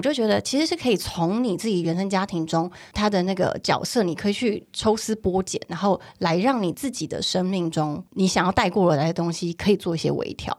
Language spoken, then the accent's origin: Chinese; Taiwan; now in Taipei, Taiwan; 我自己是乡下长大的孩子嘛